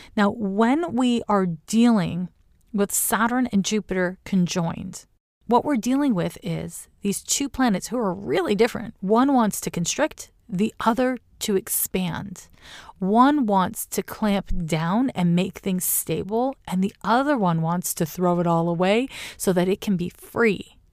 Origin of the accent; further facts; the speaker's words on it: Canada; now in Oakland, United States; as a Canadian now living in California, to me, living in Oakland, California